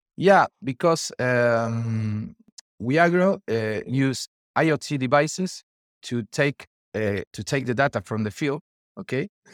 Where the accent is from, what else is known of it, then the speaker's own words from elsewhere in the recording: Argentina; I'm from Argentina